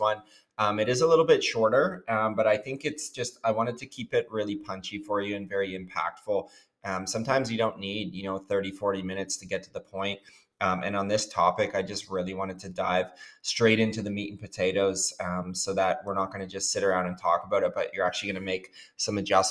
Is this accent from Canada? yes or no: yes; Southern Ontario, Canada; I was raised in Southern Ontario from the ages of 6 years old to 12 years old.